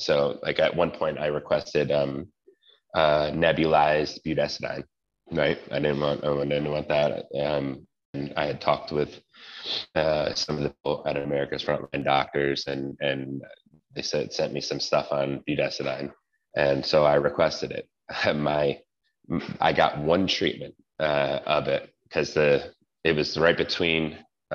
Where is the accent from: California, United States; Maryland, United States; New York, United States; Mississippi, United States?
New York, United States; moved away; And I'm Italian and I'm from New York originally.